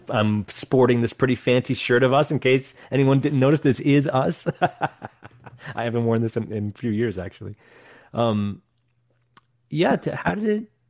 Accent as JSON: {"language": "English", "region": "New York", "country": "United States", "said": "Where, again, we came from New York. You weren't allowed to smoke indoors."}